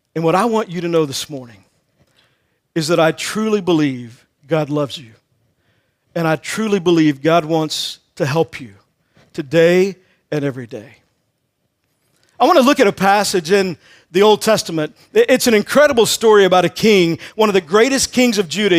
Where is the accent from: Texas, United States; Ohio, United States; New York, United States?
Texas, United States; I grew up in Texas